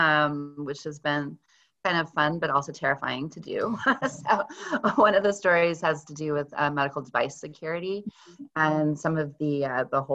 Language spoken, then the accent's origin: English; Texas, United States; now in Western Massachusetts, United States; I'm originally from Texas, and I really, really miss Mexican food because I live in Western Massachusetts now